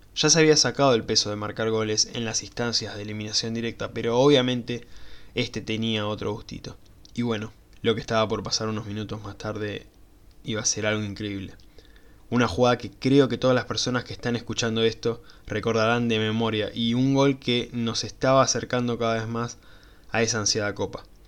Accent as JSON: {"language": "Spanish", "country": "Argentina", "said": "como buen argentino"}